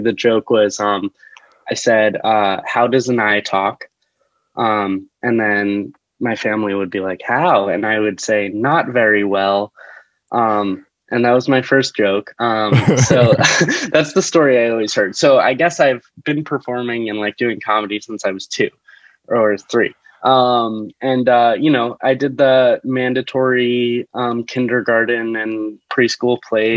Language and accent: English; New Jersey, United States; moved away as an adult; now in New York City, United States; I am from New Jersey originally, and I've been living in the city for the past four years